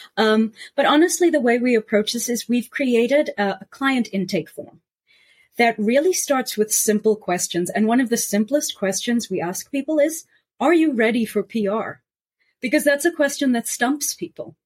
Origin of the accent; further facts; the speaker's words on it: South Africa; now in New York, United States; as a South African and someone who traveled around the world